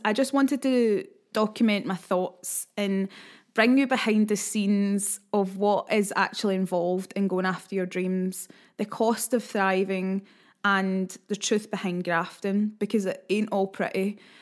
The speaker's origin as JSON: {"language": "English", "region": "Scotland", "country": "United Kingdom", "said": "being Scottish"}